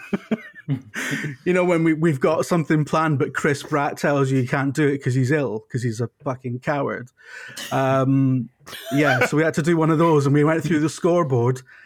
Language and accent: English; United Kingdom; I'm British